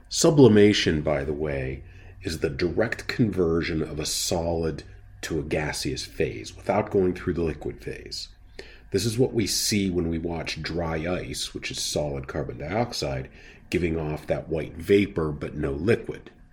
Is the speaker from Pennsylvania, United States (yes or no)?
yes; Pittsburgh, Pennsylvania, United States; growing up in the Pittsburgh area with its steep valleys